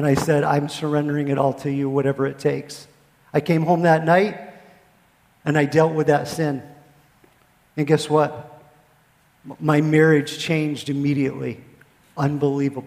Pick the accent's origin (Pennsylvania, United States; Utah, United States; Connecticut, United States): Pennsylvania, United States; moved away as an adult; also born or lived in Fort Hood, Texas; now in Texas, United States; I am a Yankee from Pennsylvania